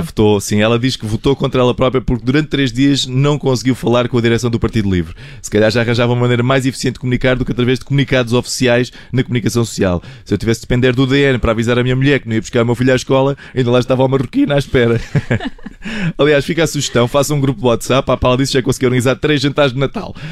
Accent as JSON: {"language": "Portuguese", "country": "Portugal", "said": "enquanto portugueses estamos todos de parabéns"}